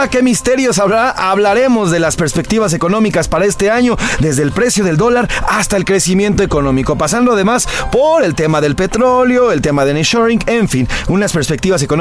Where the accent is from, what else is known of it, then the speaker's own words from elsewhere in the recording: Mexico; tendremos 366 oportunidades para hacerlo cada vez mejor como seres humanos, como mexicanos, como personas, como hijos, como padres